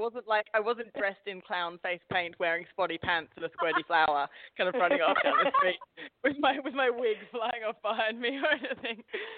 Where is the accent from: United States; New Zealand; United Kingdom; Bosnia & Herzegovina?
United Kingdom; Staines, South East England; now in -; his family line are all very Essex based, but I was brought up in a place called Staines, which is, for those of you who know Ali G, that's his stomping ground